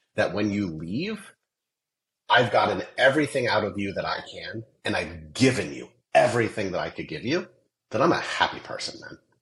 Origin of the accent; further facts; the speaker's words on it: Las Vegas, Nevada, United States; I grew up in Vegas